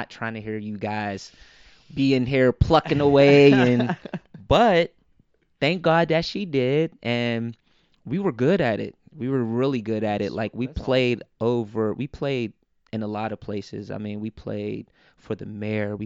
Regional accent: Pittsburgh, Pennsylvania, United States; also born or lived in New York; Birth certificate says New York, but home is Pittsburgh

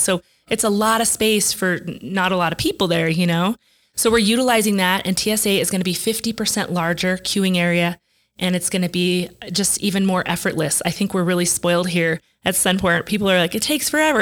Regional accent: Denver, Colorado, United States; moved away as an adult; now in New Mexico, United States; growing up in Denver

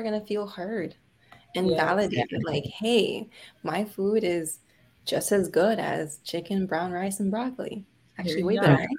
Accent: Miami, Florida, United States; I am from Miami.

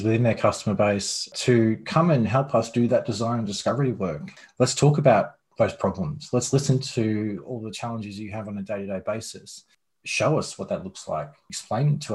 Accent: Australia; moved away as an adult; now in United States; Australian born.

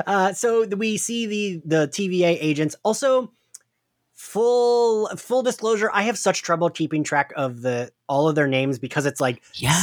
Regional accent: New Jersey, United States; accent: Jersey; It's my Jersey accent.

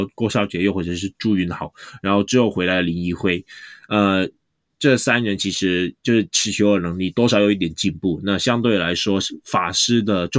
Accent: Hong Kong; 虽然我们香港这边跟你们讲，感觉好像有点没有那么配

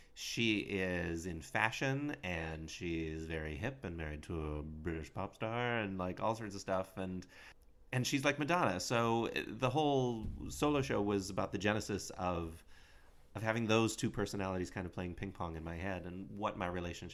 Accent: Dunmore, Pennsylvania, United States; I'm from Dunmore.

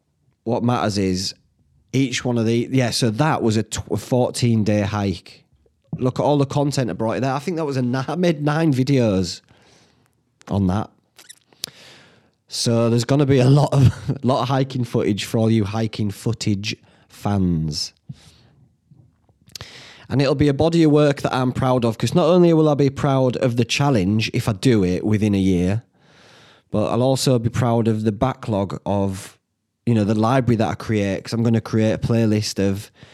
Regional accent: Whitby, Yorkshire and the Humber, United Kingdom; They didn't know I was from Whitby.

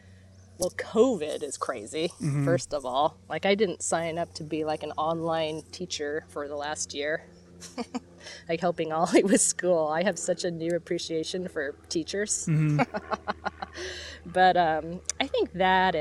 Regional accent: Bellingham, Washington, United States; moved away; I'm from Bellingham, Washington

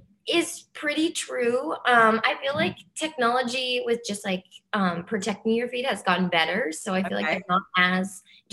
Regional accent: New Jersey, United States; I'm from New Jersey. So yeah, okay. Yeah, like tri-state area, very close.

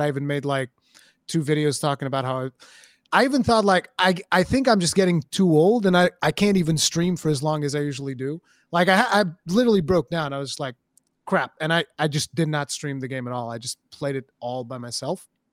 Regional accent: Portugal; English is a second language; I'm Portuguese, I'm not English.

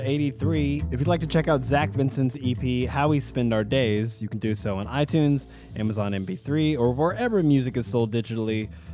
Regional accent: Southwest Arkansas, United States; now in Nashville, United States; growing up in Southwest Arkansas

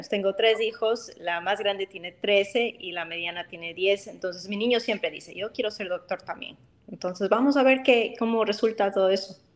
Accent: Chicago, Illinois, United States; porque yo soy originalmente de, de Chicago, es donde mi mamá vivía

